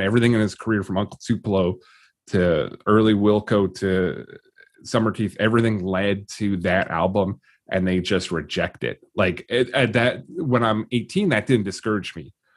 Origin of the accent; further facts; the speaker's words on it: Vancouver, British Columbia, Canada; as a Vancouverite, I sound probably the same